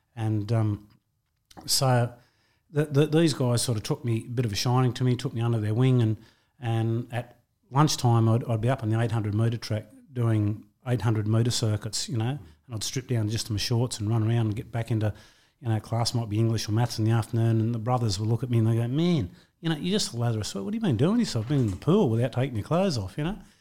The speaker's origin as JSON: {"language": "English", "town": "Wentworthville", "region": "New South Wales", "country": "Australia", "tie": "born or raised there", "said": "I was born in Wentworthville, um, in, uh, August nineteen sixty-two. Uh, um, grew up there"}